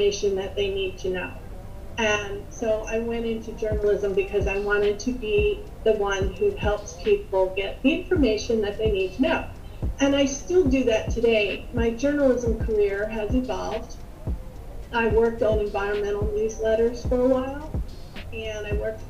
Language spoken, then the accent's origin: English; Upper Darby, Pennsylvania, United States; I grew up in Upper Darby, Pennsylvania